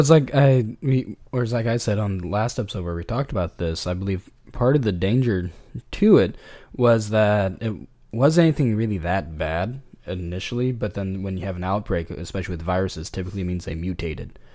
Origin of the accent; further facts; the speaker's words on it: California, United States; I'm from California